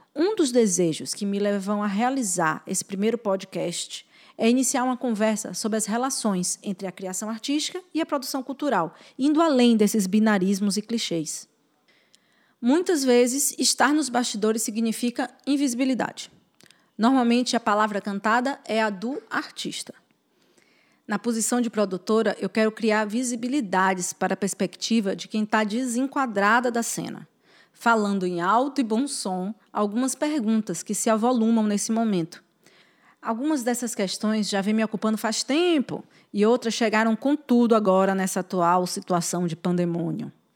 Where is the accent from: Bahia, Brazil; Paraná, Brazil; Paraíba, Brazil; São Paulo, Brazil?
Bahia, Brazil; sou baiana, mãe, mulher e formiga